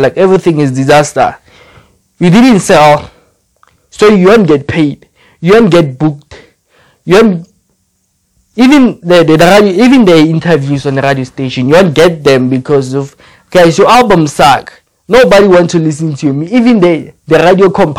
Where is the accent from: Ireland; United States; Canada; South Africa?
South Africa; Where I'm from South Africa